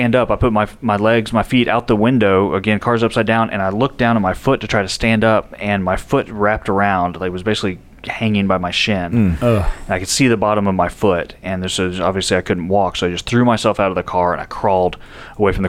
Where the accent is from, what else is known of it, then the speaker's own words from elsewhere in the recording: San Antonio, Texas, United States; moved away as an adult; also born or lived in California; now in Nashville, United States; it starts off born and raised Texan. So San Antonio, Texas is my hometown